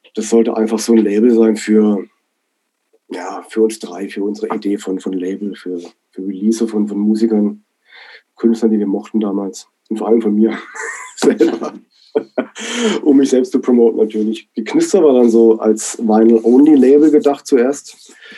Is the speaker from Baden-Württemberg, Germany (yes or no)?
yes; Black Forest, Baden-Württemberg, Germany; moved away as an adult; also born or lived in Berlin; Ich bin ja gebürtiger Schwarzwälder, ja, im Dorf aufgewachsen